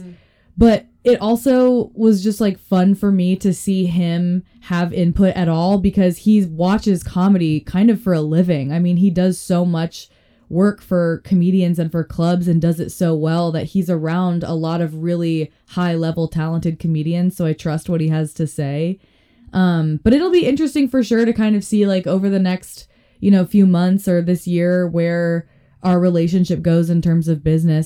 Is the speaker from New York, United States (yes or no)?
no; Boulder, Colorado, United States; moved away as an adult; also born or lived in Florida; now in Denver, United States; my hometown, Boulder, Colorado